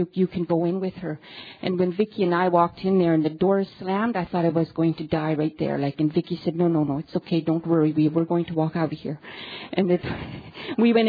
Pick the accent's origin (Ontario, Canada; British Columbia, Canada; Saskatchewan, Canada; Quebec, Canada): British Columbia, Canada; moved away as an adult; now in Yellowknife, Canada; I'm from a very remote reservation in BC, and I moved into the city